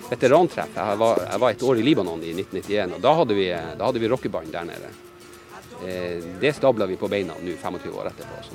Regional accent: Norway; Nei, det gjør de det er et godt spørsmål. Nei, det gjør vi ikke.

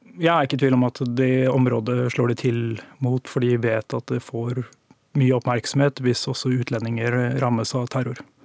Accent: Tønsberg, Vestfold, Norway; moved away; Jeg kom fra Tønsberg

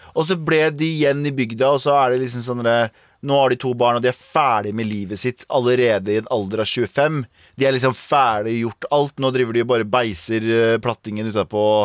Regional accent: Mysen, Østfold, Norway; now in Oslo, Norway; jeg har foreldrene mine bor i Mysen, der jeg vokste opp

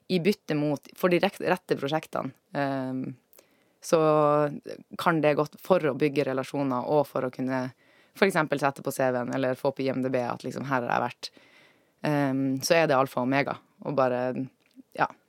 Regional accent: Alta, Finnmark, Norway; moved away; also born or lived in Trondheim; jeg er fra Alta i Finnmark

